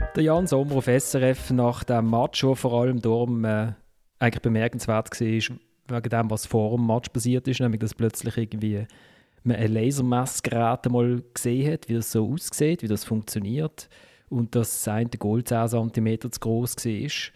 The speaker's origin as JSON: {"language": "German", "town": "Basel", "region": "Basel-Stadt", "country": "Switzerland", "said": "jetzt als Basler"}